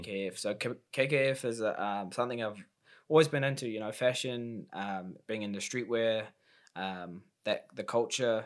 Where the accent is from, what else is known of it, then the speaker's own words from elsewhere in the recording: Auckland, New Zealand; my, um, first time fighting in Auckland in my hometown in five years.